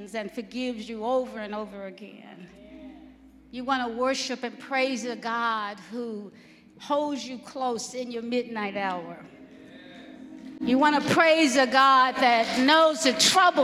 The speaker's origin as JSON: {"language": "English", "region": "Alabama", "country": "United States", "said": "I'm from Alabama"}